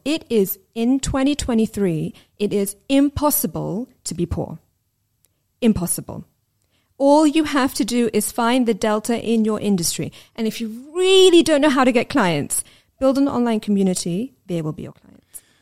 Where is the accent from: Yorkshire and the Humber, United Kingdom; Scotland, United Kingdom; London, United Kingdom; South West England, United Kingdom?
London, United Kingdom; where we lived and growing up in London.